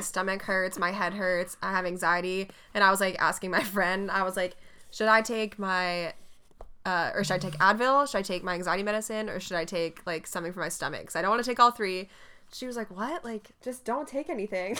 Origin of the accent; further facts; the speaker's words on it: North Carolina, United States; you can't even tell that I'm from North Carolina.